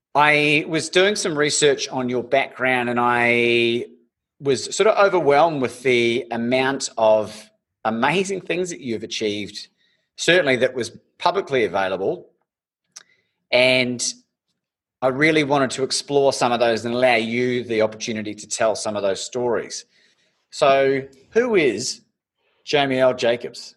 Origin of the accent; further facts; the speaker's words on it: Christchurch, Canterbury, New Zealand; growing up in Christchurch in New Zealand